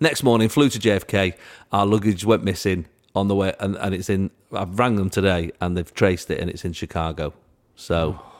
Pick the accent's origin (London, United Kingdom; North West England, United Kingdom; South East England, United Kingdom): London, United Kingdom; It's a long story, but we come from London.